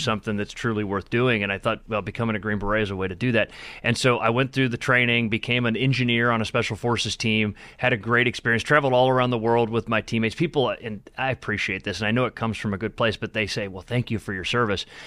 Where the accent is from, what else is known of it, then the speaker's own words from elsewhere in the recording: Akron, Ohio, United States; my childhood in, in growing up in Akron